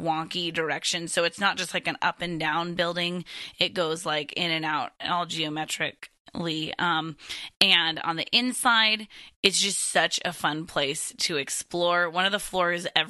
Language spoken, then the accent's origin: English; Seattle, Washington, United States; in Seattle, Ryan, in my hometown